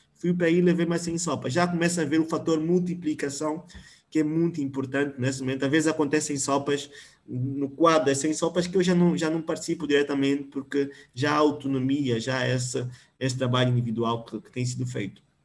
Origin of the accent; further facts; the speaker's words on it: Namibe, Angola; now in Luanda, Angola; eu venho, venho do Namibe